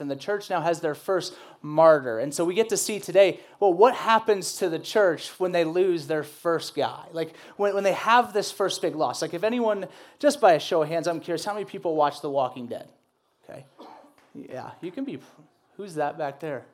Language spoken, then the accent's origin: English; the South, United States; I grew up in the South